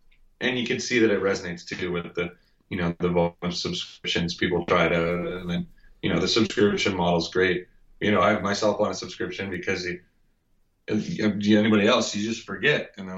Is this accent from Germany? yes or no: no; Ontario, Canada; So I grew up in Ontario, actually, on a lake in a rural area